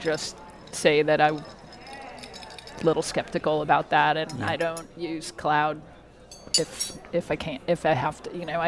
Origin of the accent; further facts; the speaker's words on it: New York, United States; born there; also born or lived in Seattle; I was born in New York, and I spent many years traveling the country following my mom. I lived in Seattle for about 10 years, and I've been here since 2001.